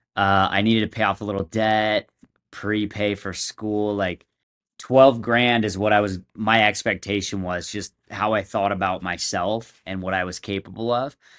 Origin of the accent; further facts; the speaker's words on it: San Diego, California, United States; moved away as an adult; now in Utah, United States; I moved up to Utah from San Diego. That's where I'm from.